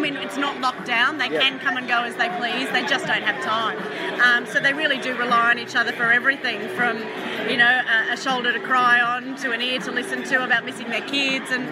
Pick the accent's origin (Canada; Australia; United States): Australia; Queensland; being a Queenslander